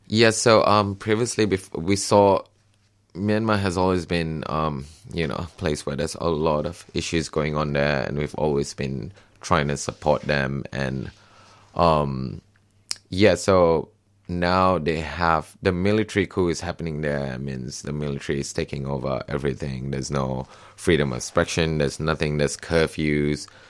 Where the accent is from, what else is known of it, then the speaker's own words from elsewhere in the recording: Malaysia; moved away as an adult; now in Australia; I came from Malaysia